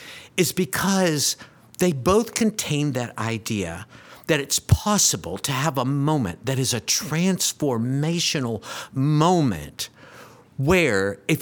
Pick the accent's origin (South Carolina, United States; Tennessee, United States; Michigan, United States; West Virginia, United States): Tennessee, United States; Oak Ridge; so I grew up in Oak Ridge in what they used to call a C house.